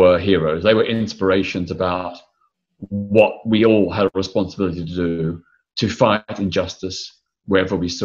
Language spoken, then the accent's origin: English; Melbourne, Victoria, Australia; I was born in Melbourne, Australia in 1952. I grew up in the 1950s and 60s